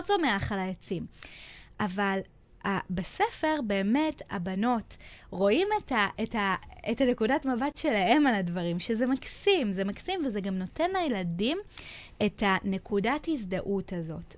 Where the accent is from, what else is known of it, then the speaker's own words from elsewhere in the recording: Israel; אנחנו כישראלים